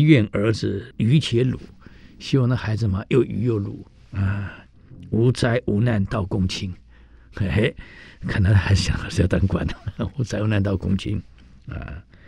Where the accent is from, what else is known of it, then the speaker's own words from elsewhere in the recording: Taiwan; moved away; 我们台湾人喜欢泡老人茶